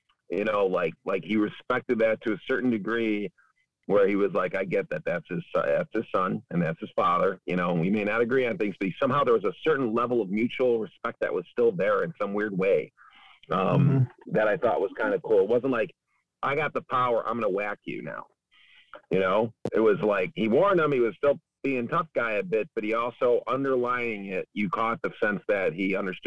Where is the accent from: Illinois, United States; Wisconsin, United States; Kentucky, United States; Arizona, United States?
Illinois, United States; Cicero; I grew up in Cicero.